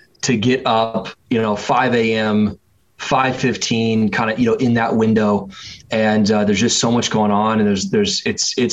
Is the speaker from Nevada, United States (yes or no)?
no; Springfield, Oregon, United States; also born or lived in North Carolina / Michigan; I was in about fifth grade that my family moved from North Carolina to the West Coast, where I spent the majority of my kind of formative years growing up, going to middle school and high school and college, actually about 2 hours south of where I'm living right now, in a place called Eugene, Oregon. And it right next to Eugene is a city called Springfield, Oregon. And so I grew up in Springfield